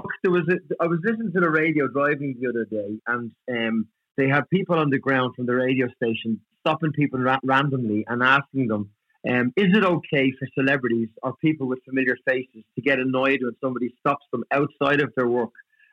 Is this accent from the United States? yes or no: no; Dublin, Leinster, Ireland; where we grew up and life in Dublin back in the 80s, it was tough